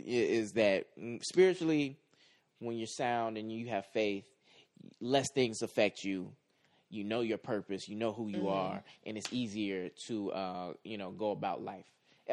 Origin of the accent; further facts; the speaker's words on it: Midwest, United States; I'm from the Midwest.